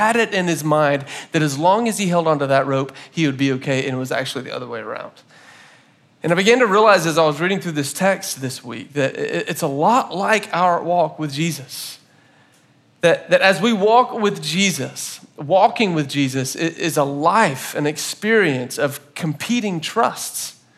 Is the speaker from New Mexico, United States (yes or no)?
no; Florida, United States; my parents got a boat when I was in like second grade, and so I grew up in Florida